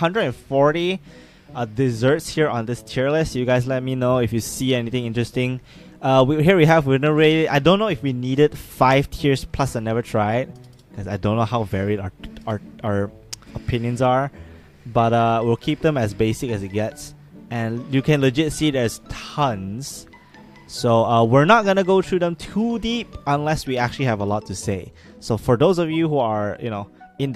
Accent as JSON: {"language": "English", "country": "Malaysia", "said": "We're two Malaysian friends"}